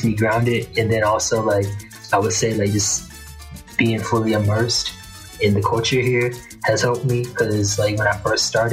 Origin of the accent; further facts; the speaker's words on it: North Carolina, United States; moved away as an adult; also born or lived in Washington, D.C.; now in Cali, Colombia; I'm originally from North Carolina.